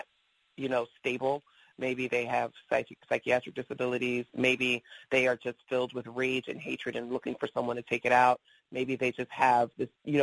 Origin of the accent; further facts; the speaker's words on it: New York City, New York, United States; I grew up in New York City. First I lived in Queens, then I moved to the Bronx